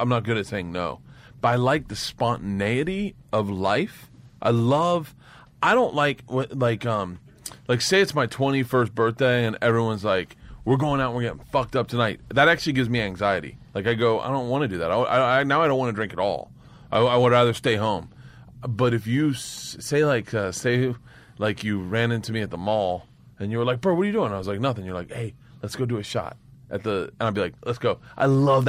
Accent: Florida, United States; Growing up in Florida

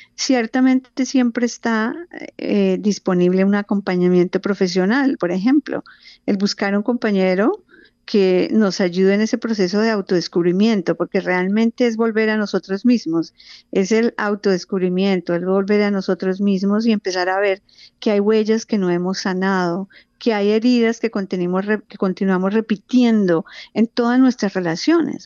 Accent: Colombia; now in Phoenix, United States; yo vivo en Fines, Arizona, pero tengo vínculos muy, muy cercanos con Colombia. Nací en Colombia

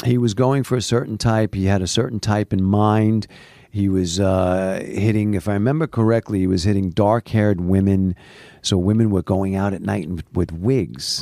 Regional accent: New York City, New York, United States; moved away as an adult; also born or lived in Manhattan; now in Los Angeles, United States; I lived in Queens, so, you know, there wasn't that many stores when I grew up in Queens

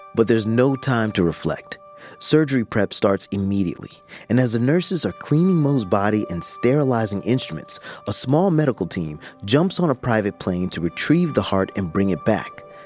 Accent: Jacksonville, Florida, United States; my hometown of Jacksonville, Florida

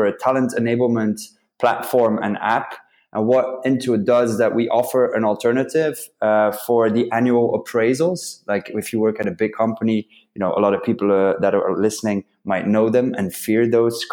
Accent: Belgium; also born or lived in London; I'm from Belgium.

